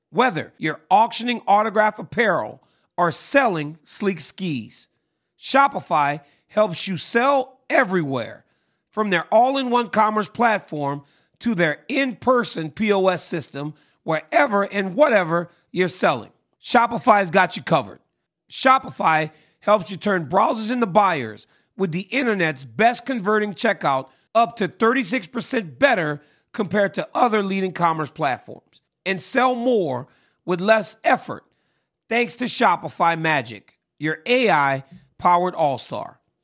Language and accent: English; Lafayette, Louisiana, United States; I grew up in Louisiana